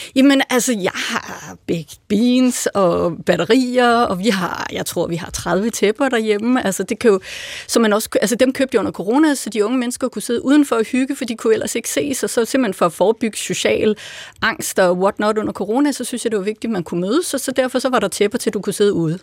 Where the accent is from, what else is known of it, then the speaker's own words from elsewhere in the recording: Lolland, Zealand, Denmark; moved away; Jeg voksede op på Lolland